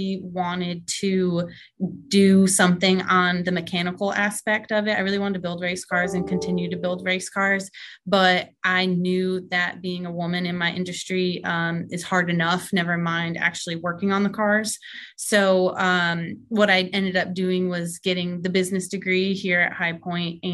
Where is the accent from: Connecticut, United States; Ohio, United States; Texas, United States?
Connecticut, United States; I'm actually from Connecticut and drove race cars up in Connecticut with my family.